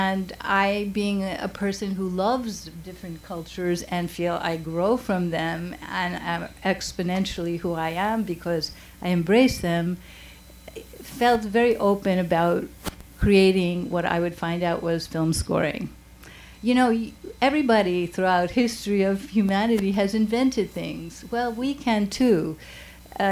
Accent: New York City, New York, United States; I was from the Bronx

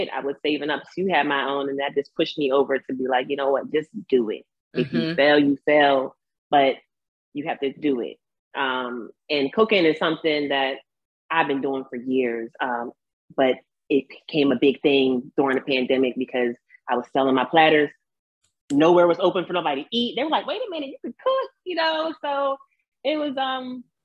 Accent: Chesilhurst, New Jersey, United States; I'm from Chislehurst

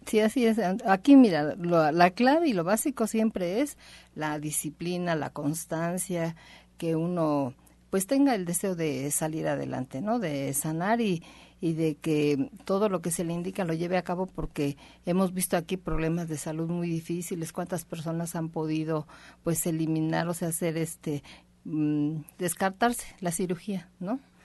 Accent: Mexico; somos solo los mexicanos

